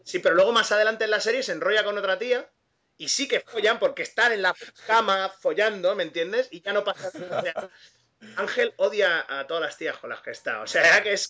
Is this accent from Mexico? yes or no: no; Catalonia, Spain; técnicamente yo soy el único catalán